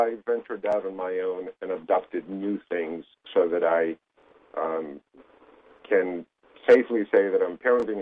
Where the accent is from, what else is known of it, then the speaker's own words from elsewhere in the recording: Greece; moved away as an adult; now in United States; I was born and raised in Greece